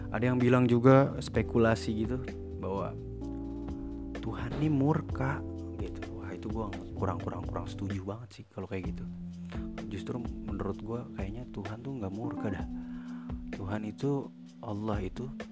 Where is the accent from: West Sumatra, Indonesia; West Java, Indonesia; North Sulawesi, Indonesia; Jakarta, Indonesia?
Jakarta, Indonesia; accent: Jaksel; gue lahir di Jakarta Selatan